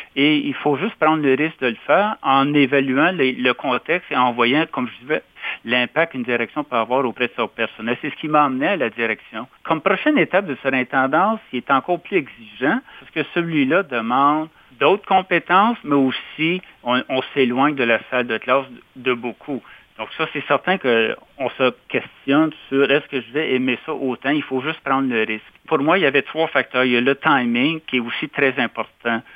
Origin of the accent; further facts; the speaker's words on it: Casselman, Ontario, Canada; J'ai été dans mon patelin, euh, dont à l'école secondaire de Castleman.